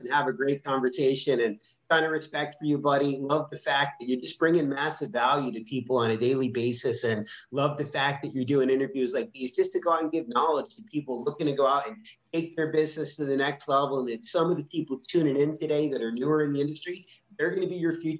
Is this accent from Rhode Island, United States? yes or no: yes; Rhode Island, United States; also born or lived in Philadelphia; I grew up in Rhode Island